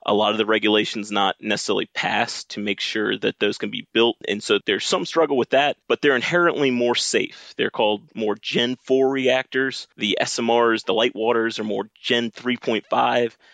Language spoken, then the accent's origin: English; Richmond, Virginia, United States; I'm from Richmond, Virginia. I grew up a son of a nuclear engineer